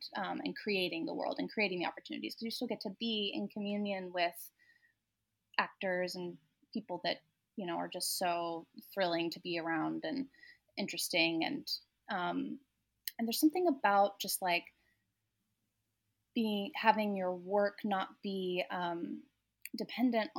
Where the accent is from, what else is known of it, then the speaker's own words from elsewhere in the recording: Seattle, Washington, United States; also born or lived in Texas; So I grew up mostly in Seattle, but from ages 1 to 7, we lived in Texas